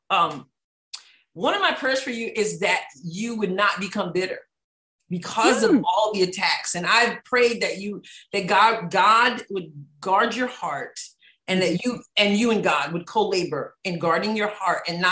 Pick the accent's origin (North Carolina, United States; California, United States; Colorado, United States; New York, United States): New York, United States; as a New Yorker myself